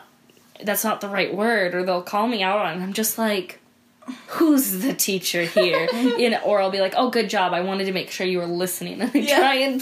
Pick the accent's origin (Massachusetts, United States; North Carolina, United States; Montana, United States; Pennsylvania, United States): Montana, United States; Helena; now in Glasgow, United States; So I grew up in Helena